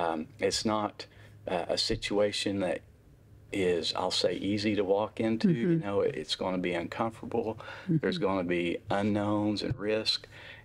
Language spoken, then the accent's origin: English; Stilwell, Oklahoma, United States; I grew up in Eastern Oklahoma, so kind mm-hmm. of Stillwell, Oklahoma, strawberry capital of the world is